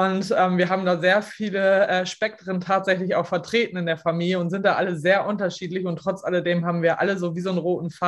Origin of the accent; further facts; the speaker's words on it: Lower Saxony, Germany; Ich komme aus Ostfriesland, lebe hier mit meinem Mann und meinen zwei Söhnen ähm, auf einem Resthof.